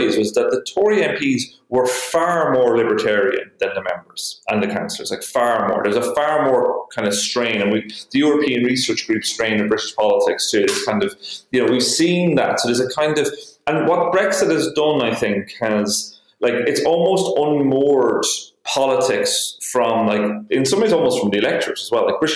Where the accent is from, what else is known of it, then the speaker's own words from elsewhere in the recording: Ireland; being Irish in Britain, there's always like the insider outsider thing. You know, we know Britain very well